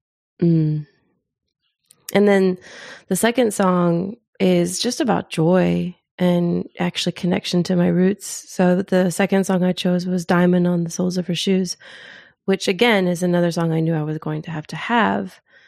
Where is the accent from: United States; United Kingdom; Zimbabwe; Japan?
Zimbabwe; born there; But also, I was born in Africa. I was born in Zimbabwe. So hearing … on that album